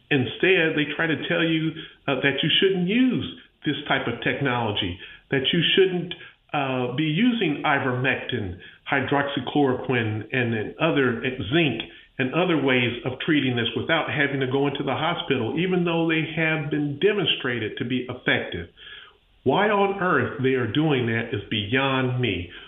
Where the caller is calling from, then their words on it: Pensacola, Florida, United States; I'm calling from Pensacola, Florida